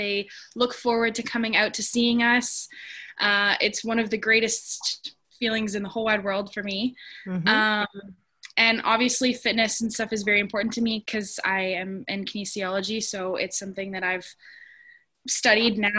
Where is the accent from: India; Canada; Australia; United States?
Canada; Ontario; I was from Ontario